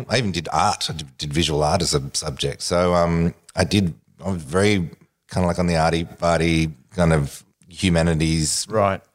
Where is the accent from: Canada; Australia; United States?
Australia; as an Australian